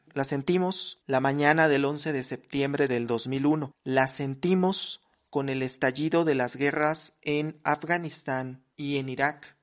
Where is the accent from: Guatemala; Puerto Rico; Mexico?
Mexico; soy mexicano